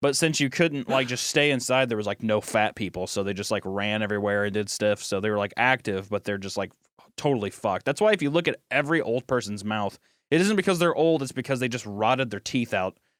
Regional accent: United States; since I'm American

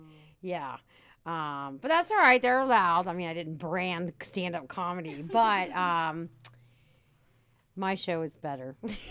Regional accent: United States; moved away as an adult; now in Rome, Italy; we come from the States

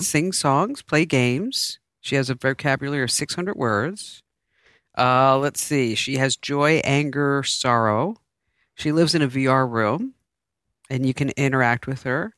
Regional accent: United States; also born or lived in New York; growing up in New Jersey and New York

